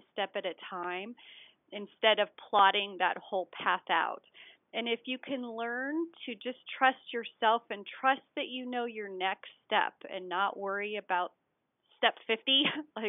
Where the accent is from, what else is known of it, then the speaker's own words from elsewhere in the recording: Colorado, United States; I'm a skier. I'm from Colorado